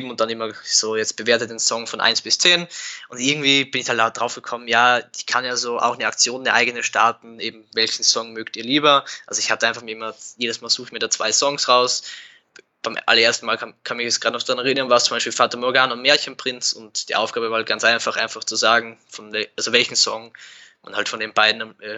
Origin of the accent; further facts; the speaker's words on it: Burgenland, Austria; Nein, ich bin aus dem Burgenland.